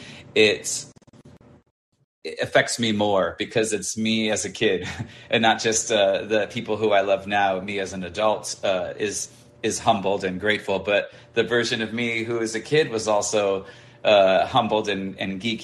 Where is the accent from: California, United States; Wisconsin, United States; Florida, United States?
California, United States; suburb 45 minutes outside of LA; my hometown was maybe like 45 minutes from outside of LA, but it was a suburb.